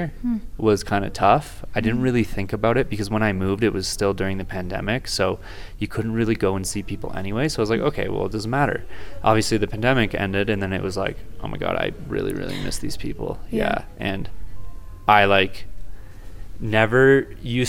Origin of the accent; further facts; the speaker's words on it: Petawawa, Ontario, Canada; moved away as an adult; also born or lived in Kingston, Ontario; I grew up in Petawawa, Ontario, and went through high school there